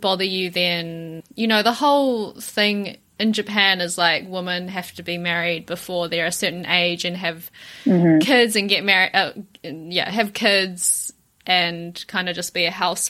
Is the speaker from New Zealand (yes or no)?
yes; New Zealand; I grew up in New Zealand from such a young age, even when I speak Mandarin, it's very kind of westernized. Even like people tell me that I speak with an accent